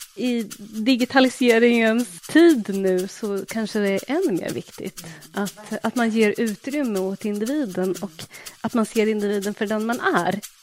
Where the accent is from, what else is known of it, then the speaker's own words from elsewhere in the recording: Linköping, Östergötland, Sweden; accent: Östergötland dialect; Jag är född och uppvuxen i Linköping